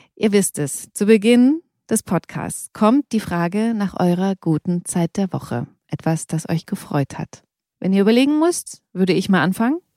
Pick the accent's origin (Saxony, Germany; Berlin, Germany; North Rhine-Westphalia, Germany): Saxony, Germany; Bautzen; ich komme aus Bautzen